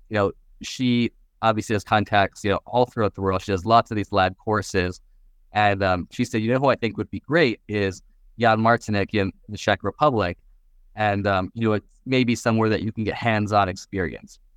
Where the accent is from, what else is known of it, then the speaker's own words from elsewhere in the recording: Vancouver, British Columbia, Canada; moved away as an adult; also born or lived in New York / Seattle; now in Miami, United States; I grew up in Canada, Vancouver